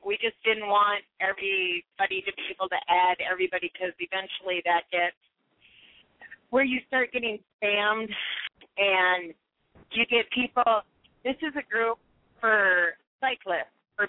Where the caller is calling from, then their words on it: North Dakota, United States; The middle of nowhere, North Dakota.